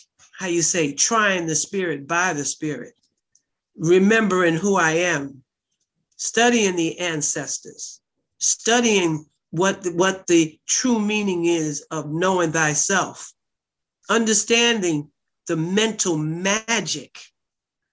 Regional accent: New York City, New York, United States; also born or lived in Newark / Harlem; I lived in Newark. I lived in Harlem when it wasn't sexy. And I'm from Bed-Stuy

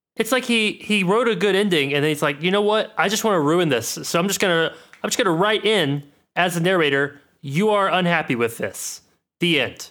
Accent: United States; we're American

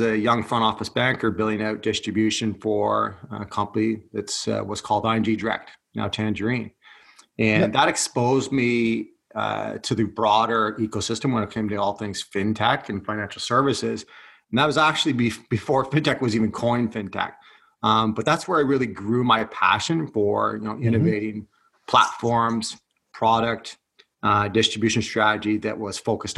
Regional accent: Haliburton, Ontario, Canada; also born or lived in Scotland; now in Toronto, Canada; I'm originally from born and raised in cottage country on a lake up north in Haliburton

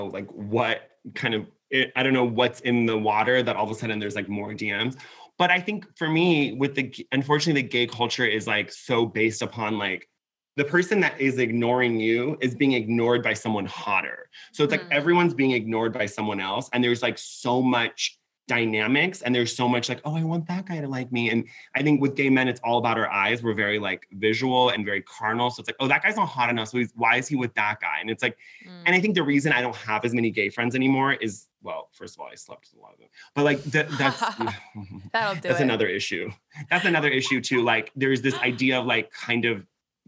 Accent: Laguna Beach, California, United States; moved away as an adult; now in Los Angeles, United States; I grew up in Laguna Beach. So I grew up in Orange County.

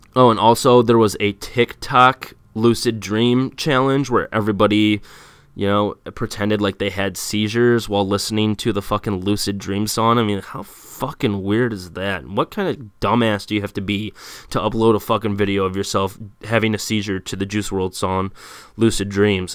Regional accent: United States; I'm an American

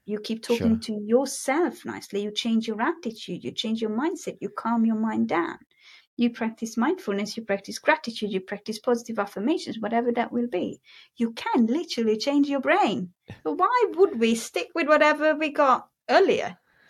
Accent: Hungary; accent: Hungarian; English is a second language; where is that accent from? And then I tell them that, well, originally it is from Hungary, but it is my … accent. And I am very, very proud of it.

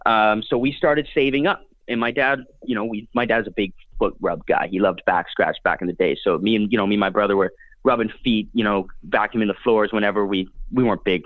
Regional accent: Canada; being a Canadian fellow myself

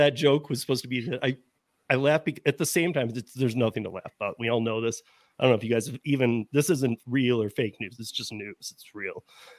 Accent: Michigan, United States; When I grew up in Michigan

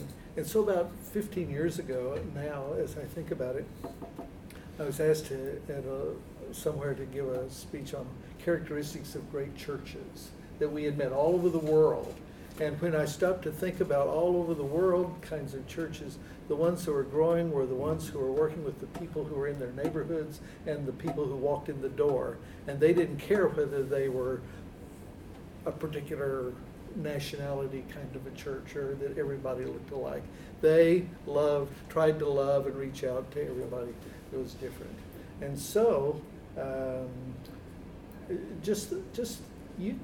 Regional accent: Texas, United States; moved away as an adult; also born or lived in Germany; when I was a boy growing up in Texas

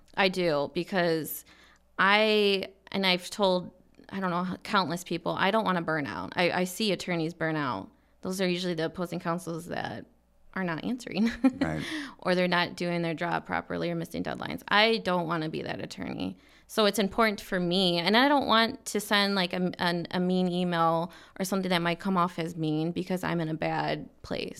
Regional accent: Michigan, United States; now in Arizona, United States; I'm from Michigan

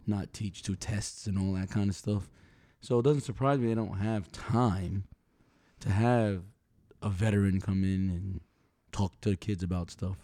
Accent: New York City, New York, United States; I'm from New York City, man, where metal detectors were in schools

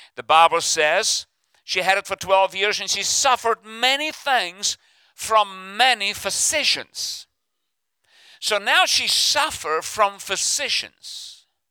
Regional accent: South Africa; now in United States; I'm from South Africa originally, but uh, I'm stuck in America.

